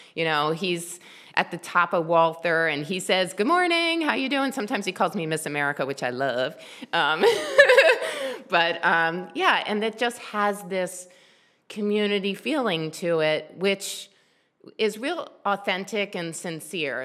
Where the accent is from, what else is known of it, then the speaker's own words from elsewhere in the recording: Columbia, Maryland, United States; also born or lived in Silver Spring, Maryland / Baltimore, Maryland; I grew up in Columbia, Maryland. I actually wasn't born there. I was born in Silver Spring